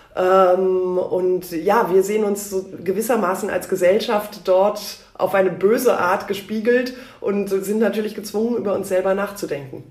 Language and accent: German; Berlin, Germany; ich bin geboren in Berlin in einer ähm, sehr äh, gemischten Familie